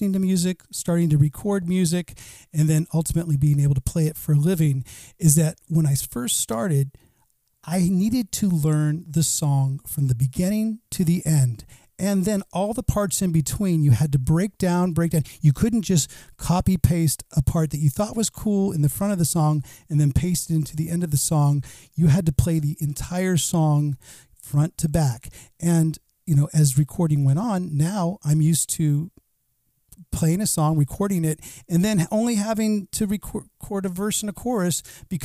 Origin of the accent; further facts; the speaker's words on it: Bay Area, California, United States; I grew up in the Bay Area. I grew up on AM radio